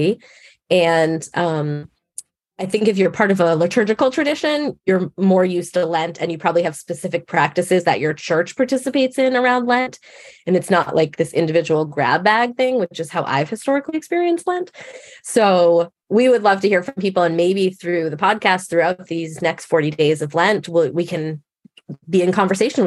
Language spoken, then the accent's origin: English; Massachusetts, United States; I grew up in Massachusetts, so most people around me were Catholic